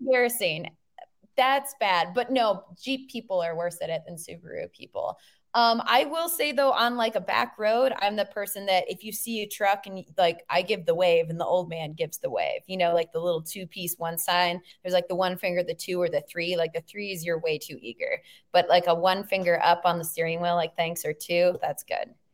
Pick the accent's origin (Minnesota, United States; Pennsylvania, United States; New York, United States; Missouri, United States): Minnesota, United States; I'm from Minnesota